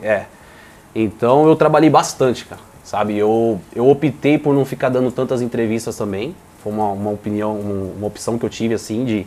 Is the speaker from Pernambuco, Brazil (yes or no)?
no; Piracicaba, São Paulo, Brazil; also born or lived in Bahia; now in Porto Alegre, Brazil; Eu sou baiano, mas só no documento, né? Ah, é? Fui criado em Piracicaba, interior de São tá, Paulo